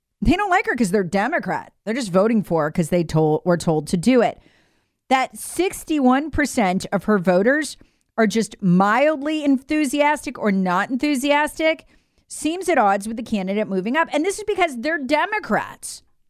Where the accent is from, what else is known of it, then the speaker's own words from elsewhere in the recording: South Carolina, United States; I know them well because they're from my home state.